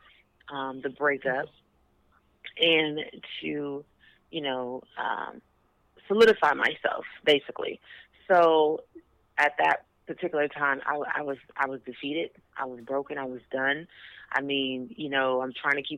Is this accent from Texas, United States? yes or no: yes; Houston, Texas, United States; moved away as an adult; now in Dallas, United States; I moved to Dallas because I am from Houston